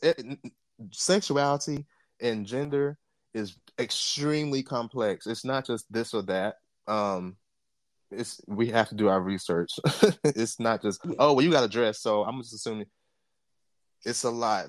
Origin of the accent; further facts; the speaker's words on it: Jamaica; I'm Jamaican.